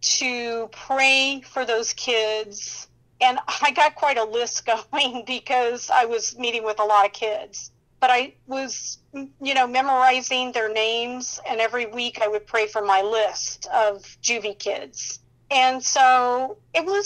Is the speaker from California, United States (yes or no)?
no; Indianapolis, Indiana, United States; my hometown is Indianapolis, Indiana